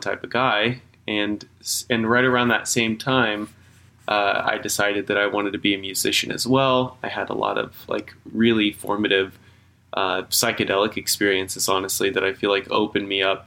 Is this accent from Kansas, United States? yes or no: yes; Kansas, United States; moved away as an adult; So I'm from Kansas, born and raised. For 27 years I was out there